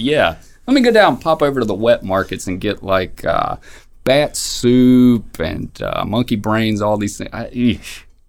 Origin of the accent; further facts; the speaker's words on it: North Carolina, United States; In my home county, very small town, uh, we had a Confederate memorial in front of the courthouse